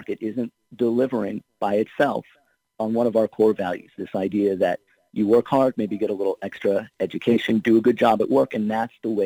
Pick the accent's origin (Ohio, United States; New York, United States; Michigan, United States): Ohio, United States; my home state of Ohio